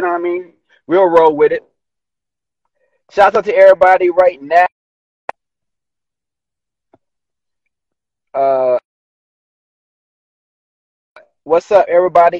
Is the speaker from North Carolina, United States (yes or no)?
yes; High Point, North Carolina, United States; moved away; I'm from North Carolina. I represent North Carolina all day, don't matter what country I'm in. I'm from High Point